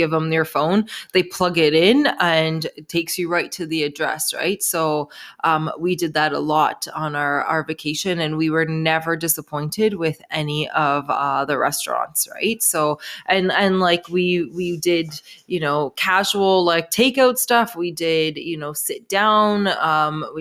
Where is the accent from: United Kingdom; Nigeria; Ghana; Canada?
Canada; I'm from Canada